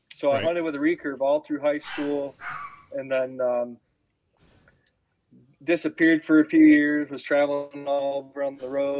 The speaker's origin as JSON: {"language": "English", "town": "Coldwater", "region": "Michigan", "country": "United States", "tie": "born or raised there", "moved": "yes", "lives_now": "Indiana, United States", "said": "I grew up around Southern Michigan, Coldwater, Bronson, Union City, Burlington area."}